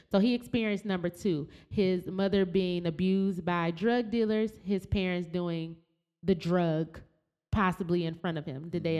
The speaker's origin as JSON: {"language": "English", "town": "Flint", "region": "Michigan", "country": "United States", "tie": "born or raised there", "said": "growing up in Flint with General Motors leaving"}